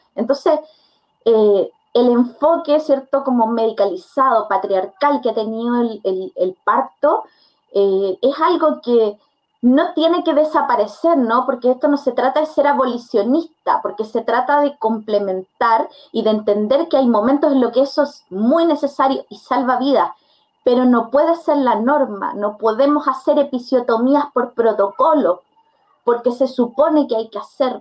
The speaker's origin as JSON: {"language": "Spanish", "town": "Curicó", "region": "Maule", "country": "Chile", "said": "yo no soy de Santiago, yo soy de Curicó."}